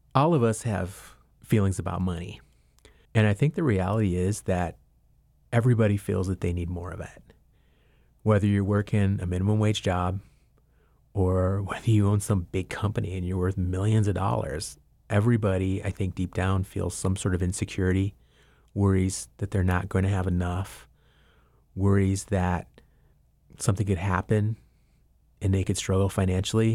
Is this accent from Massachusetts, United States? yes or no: no; Albuquerque, New Mexico, United States; moved away as an adult; also born or lived in Laguna Pueblo, New Mexico; now in Asheville, United States; My family's originally from the Laguna Pueblo in New Mexico, but I've lived most of my life in Albuquerque, and I now live in Asheville, North Carolina